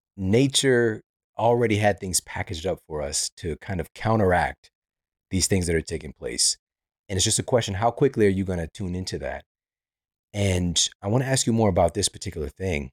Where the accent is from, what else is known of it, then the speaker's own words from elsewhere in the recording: Missouri, United States; now in Los Angeles, United States; I'm from Missouri, so that was, like, a staple in my reality, you know, from going to cross that bridge and go over into Illinois, and I remember, you know, part of our school field trips